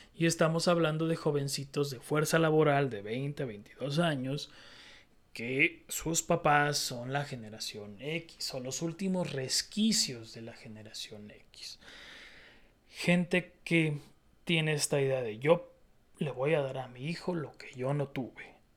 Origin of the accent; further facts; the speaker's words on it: Mexico; yo soy muy mexicano, muy mexicanote